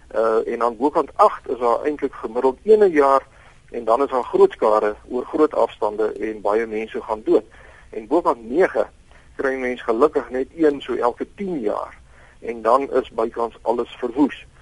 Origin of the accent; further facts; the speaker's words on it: Florida, Gauteng, South Africa; Ek onthou ek het toe ek jonk was in Florida gebly in, in my ouers in op die Wesrand.